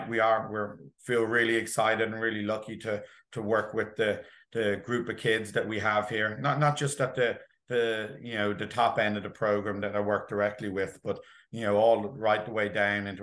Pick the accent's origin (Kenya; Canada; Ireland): Ireland; Dublin, Leinster; now in New Jersey, United States; I grew up in Dublin, in Ireland, and I swam in a couple of swim clubs back there